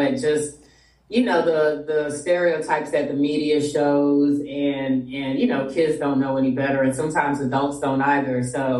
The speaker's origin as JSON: {"language": "English", "town": "Miami", "region": "Florida", "country": "United States", "tie": "born or raised there", "said": "First generation Haitian American. My parents came in the 70s, in the 70s to the United States."}